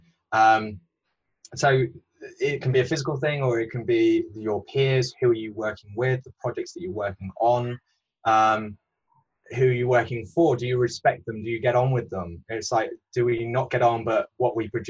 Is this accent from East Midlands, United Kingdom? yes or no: yes; Peak District, East Midlands, United Kingdom; also born or lived in Bath; now in London, United Kingdom; my background is growing up in the Peak District, which is one of the oldest national parks.